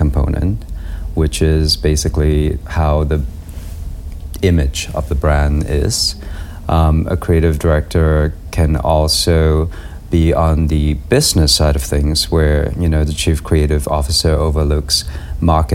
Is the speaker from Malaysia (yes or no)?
yes; Malaysia; moved away; Growing up in Malaysia